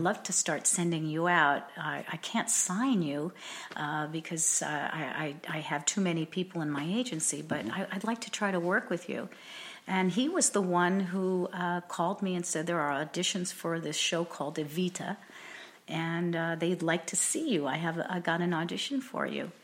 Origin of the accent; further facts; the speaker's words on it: Dallas, Pennsylvania, United States; moved away as an adult; also born or lived in Miami, Florida / New York; now in Los Angeles, United States; growing up in Pennsylvania